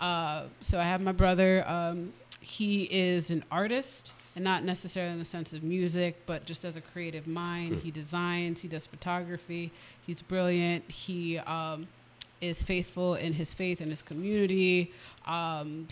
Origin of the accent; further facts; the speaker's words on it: Providence, Rhode Island, United States; also born or lived in Brooklyn, New York; When my parents divorced, moved to Rhode Island. I went to Gilbert Stuart, graduated from Hope.